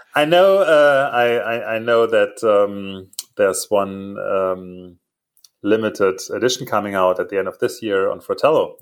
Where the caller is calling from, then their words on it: outside Munich, Bavaria, Germany; I'm calling from uh, my home office, um, which is uh, uh, a little bit outside of Munich